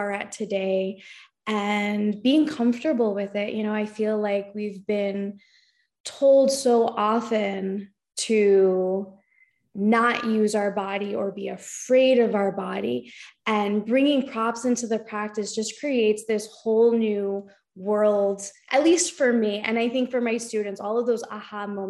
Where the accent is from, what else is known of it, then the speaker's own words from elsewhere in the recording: New Rochelle, New York, United States; moved away as an adult; now in Danbury, United States; I was actually born here, but I lived my whole life in New Rochelle, New York, about like 30 minutes outside the city